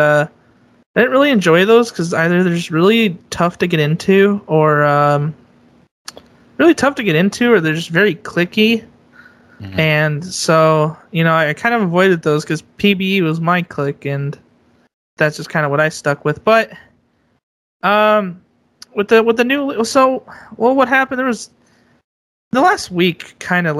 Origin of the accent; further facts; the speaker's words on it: Bay Area, California, United States; growing up in the Bay Area